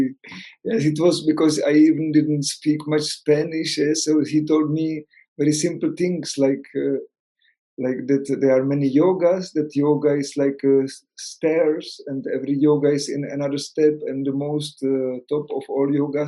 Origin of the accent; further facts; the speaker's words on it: Czechia; English is a second language; moved away as an adult; also born or lived in Spain; I am from Czech Republic, no, I am not from Spain. So I was living some time in Spain